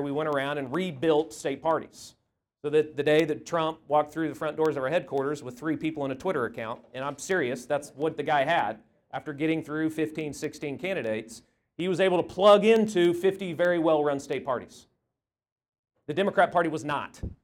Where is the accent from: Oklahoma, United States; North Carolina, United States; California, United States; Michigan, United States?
Oklahoma, United States; Tulsa; I'm a Tulsa boy. I grew up in Tulsa.